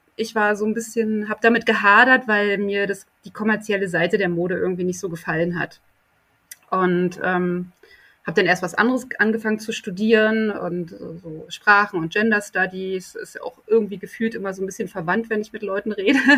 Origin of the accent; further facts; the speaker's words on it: East Germany, Germany; now in Berlin, Germany; der erste Teil meiner Kindheit in der DDR stattgefunden hat